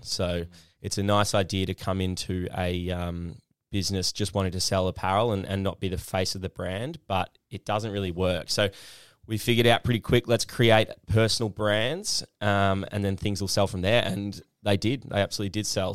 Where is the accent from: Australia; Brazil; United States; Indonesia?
Australia; Perth, Western Australia; now in Melbourne, Australia; the Perth I kinda grew up